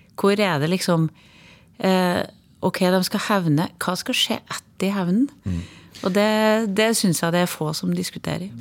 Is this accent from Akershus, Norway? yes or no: no; Trøndelag, Norway; accent: Trønder dialect; moved away as an adult; also born or lived in Overhalla; now in Oslo, Norway; Jeg er en trønder inni. Dialekta mi får jeg ikke bort.